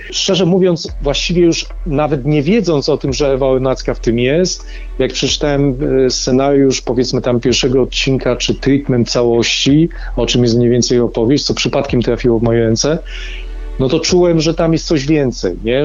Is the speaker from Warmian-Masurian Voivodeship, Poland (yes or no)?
no; Dąbrowa Górnicza, Silesian Voivodeship, Poland; ja pochodzę z Dąbrowy Górniczej z Zagłębia